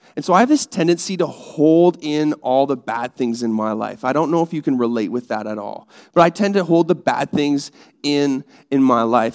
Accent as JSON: {"language": "English", "country": "Canada", "said": "I'm Canadian"}